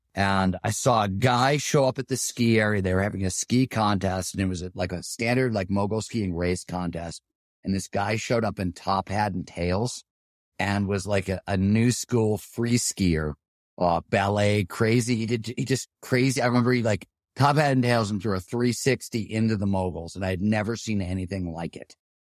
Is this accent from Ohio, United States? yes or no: yes; Ohio, United States; Well, so the way we rode bikes, I grew up in Ohio, we were trying to do what, like BMX jumps and things like